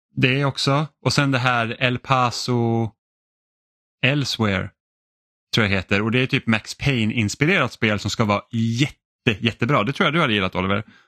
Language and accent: Swedish; Finland; jag känner mig som då finne känner mig liksom väldigt mycket hemma